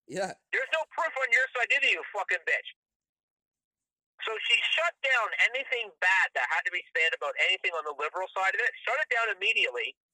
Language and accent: English; Canada; I'm Canadian